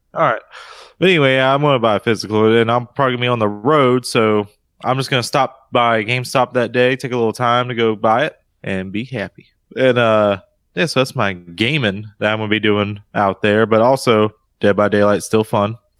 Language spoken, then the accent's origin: English; United States; this Carolina boy